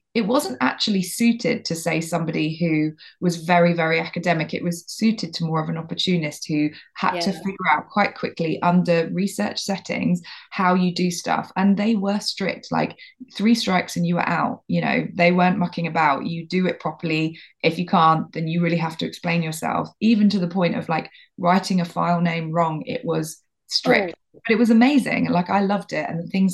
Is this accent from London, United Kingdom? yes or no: yes; London, United Kingdom; moved away as an adult; also born or lived in Boston; now in Devon, United Kingdom; I'm from London originally